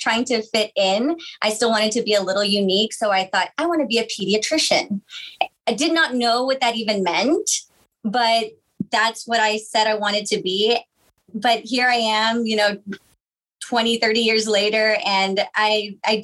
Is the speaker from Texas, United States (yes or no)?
yes; Weslaco, Texas, United States; moved away as an adult; also born or lived in Austin, Texas; now in McAllen, United States; I am originally from Weslaco. I graduated from Weslaco High School.